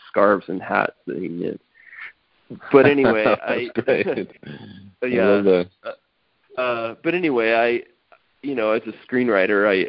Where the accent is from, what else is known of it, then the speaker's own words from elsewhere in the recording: Texas, United States; I grew up in Texas